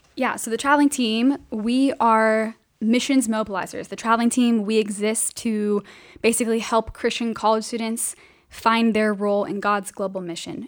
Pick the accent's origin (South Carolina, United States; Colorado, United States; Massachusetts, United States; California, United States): California, United States; Riverside; I am originally from Southern California, born and raised.